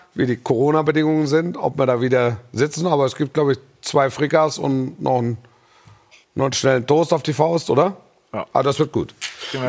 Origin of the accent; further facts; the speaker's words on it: Esslingen district, Baden-Württemberg, Germany; Ich war im Kreis Esslingen, war ich äh, äh, schulpflichtig